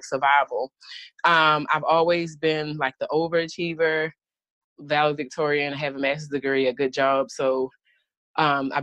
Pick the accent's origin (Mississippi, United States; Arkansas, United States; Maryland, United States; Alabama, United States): Maryland, United States; Baltimore; I'm just like from Baltimore. I grew up with drug addict parents.